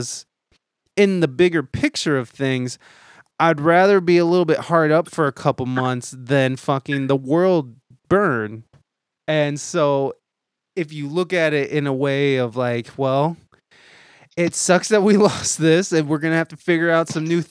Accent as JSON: {"language": "English", "town": "Toledo", "region": "Ohio", "country": "United States", "tie": "born or raised there", "moved": "as an adult", "said": "I moved back to Toledo, Ohio, which is my hometown"}